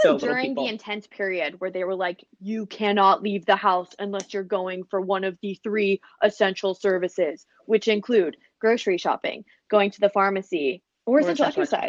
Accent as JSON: {"language": "English", "region": "Oregon", "country": "United States", "also_born_or_lived": "Denver, Colorado", "moved": "yes", "lives_now": "Melbourne, Australia", "said": "I tell her I'm from Denver, Colorado, originally from Oregon."}